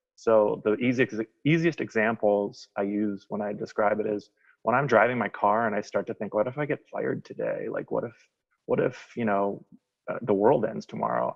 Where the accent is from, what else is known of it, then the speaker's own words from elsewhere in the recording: Wisconsin, United States; accent: twang; now in Philadelphia, United States; I'm from Philadelphia. Um, I've lived here for probably 22 years, something like that. Um, but I'm originally from Wisconsin, so if you hear a little bit of twang in my accent that comes in and out, that's where that's from.